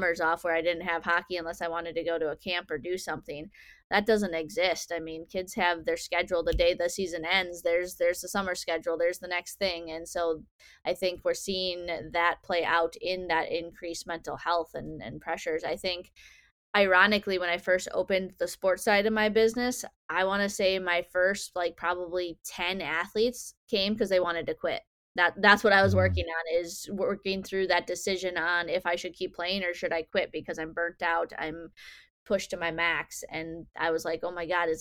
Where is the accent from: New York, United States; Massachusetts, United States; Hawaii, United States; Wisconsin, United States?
Wisconsin, United States; near Milwaukee; I grew up down near Milwaukee